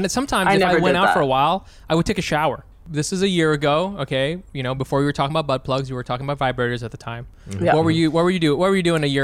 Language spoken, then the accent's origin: English; United States; I'm from America